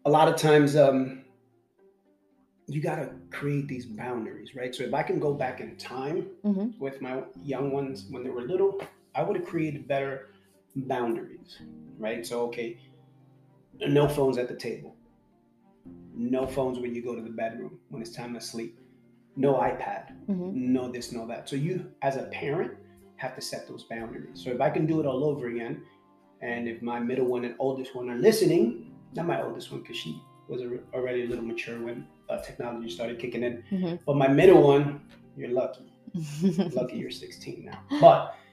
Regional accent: New York City, New York, United States; growing up me in late 70s, 80s, right? It wasn't like New York City was paradise

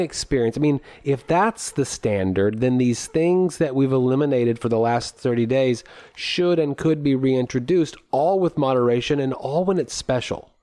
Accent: United States; as an American

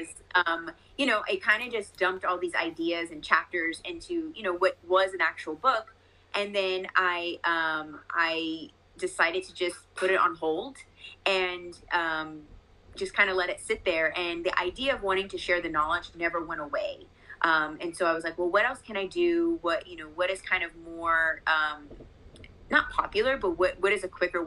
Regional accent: Las Vegas, Nevada, United States; So I am born and raised in Las Vegas, still my home.

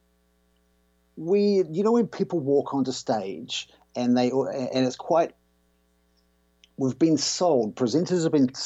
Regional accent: New Zealand; I grew up in New Zealand

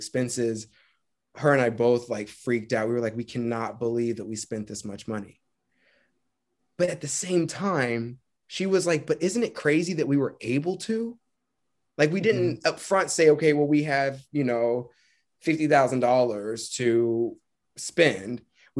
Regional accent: Marietta, Georgia, United States; Yeah, I grew up in Marietta, Georgia.

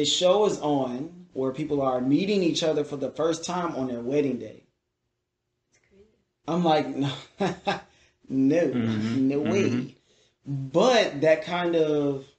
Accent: Detroit, Michigan, United States; I'm from Detroit. Hockey town

